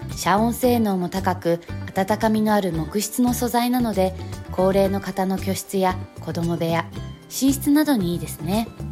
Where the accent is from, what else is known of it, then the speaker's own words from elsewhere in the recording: Hokkaido, Japan; moved away as an adult; now in Saitama, Japan; 地元の北海道より埼玉に住んでる時間の方が長くなります